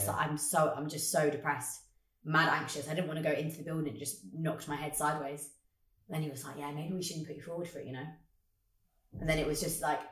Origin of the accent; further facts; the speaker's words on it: London, United Kingdom; moved away as an adult; now in Liverpool, United Kingdom; growing up in Brixton, like I never used to want to go home